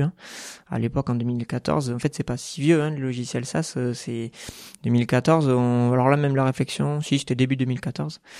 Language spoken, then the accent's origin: French; Bergerac, Nouvelle-Aquitaine, France; moved away as an adult; also born or lived in Bordeaux; now in Toulouse, France; je suis né en Dordogne, donc à Bergerac, jusqu'à jusqu'au bac, jusqu'à 18 ans